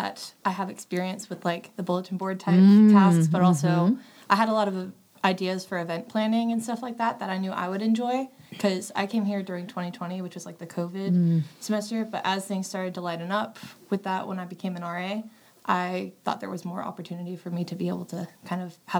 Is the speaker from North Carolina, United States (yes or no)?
yes; Salisbury, North Carolina, United States; I'm from Salisbury, North Carolina